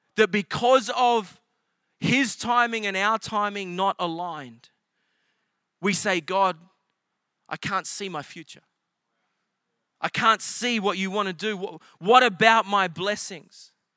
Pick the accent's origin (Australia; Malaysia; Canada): Australia; South Coast, New South Wales; moved away as an adult; now in United States; I grew up on the South Coast.